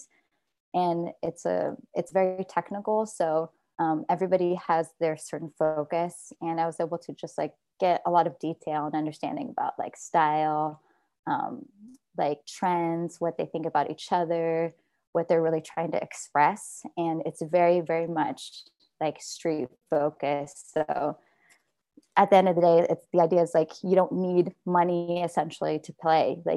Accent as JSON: {"language": "English", "town": "Fremont", "region": "California", "country": "United States", "tie": "born or raised there", "also_born_or_lived": "Oakland, United States", "moved": "as an adult", "lives_now": "Los Angeles, United States", "said": "I grew up in the Bay Area in Fremont"}